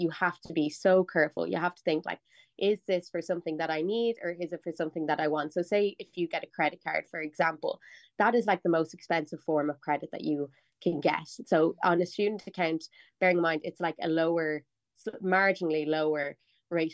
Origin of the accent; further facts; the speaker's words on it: Dublin, Leinster, Ireland; I'm like from North Dublin. I like lived at home. I went to DCU